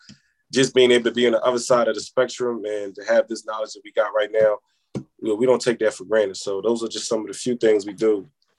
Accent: Senegal; I'm from Senegal, by the way. So last year, I also went back home to Senegal. We was able to feed 1,000 people in my village back home.

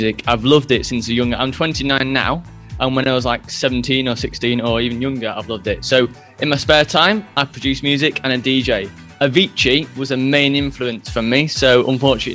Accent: near Manchester, North West England, United Kingdom; I am from near a city in United Kingdom called Manchester

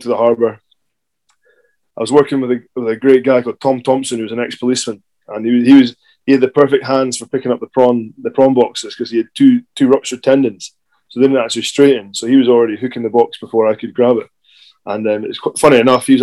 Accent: Kirriemuir, Scotland, United Kingdom; now in Glasgow, United Kingdom; We're from Kirriemuir, so there's not much

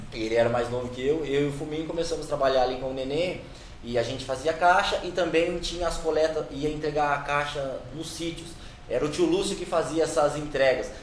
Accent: Brazil; Cresci ali na Barra Funda

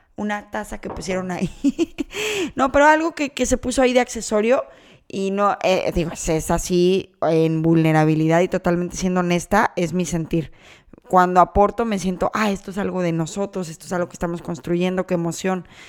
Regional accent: Guadalajara, Jalisco, Mexico; now in Canada; yo soy de Guadalajara, regreso a Guadalajara

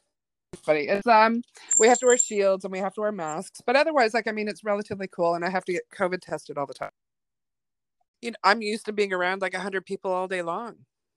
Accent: Vancouver, British Columbia, Canada; also born or lived in Germany; I did. My teenage years, I grew up in Vancouver. I'm an Army brat, so my dad was in the military, and I was born in Germany.

